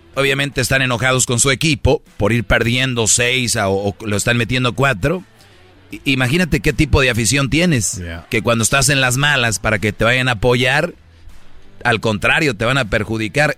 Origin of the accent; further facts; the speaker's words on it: Monterrey, Nuevo León, Mexico; Yo soy de Monterrey